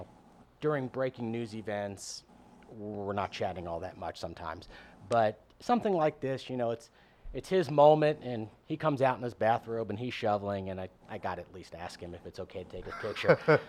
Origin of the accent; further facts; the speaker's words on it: New Orleans, Louisiana, United States; New Orleans. Yeah, I grew up north.